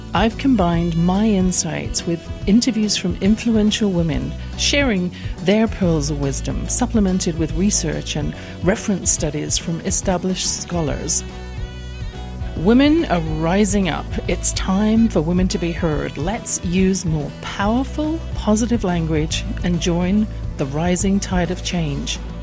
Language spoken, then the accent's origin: English; England, United Kingdom; born or raised there